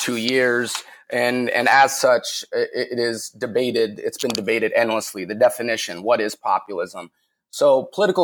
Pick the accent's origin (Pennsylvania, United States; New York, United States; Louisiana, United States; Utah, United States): Utah, United States; Salt Lake City; moved away as an adult; also born or lived in San Diego; I grew up in Salt Lake City, Utah